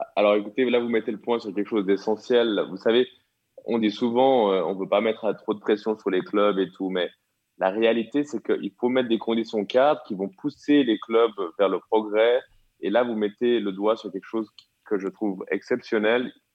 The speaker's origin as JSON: {"language": "French", "country": "Switzerland", "said": "chez nous, en Suisse"}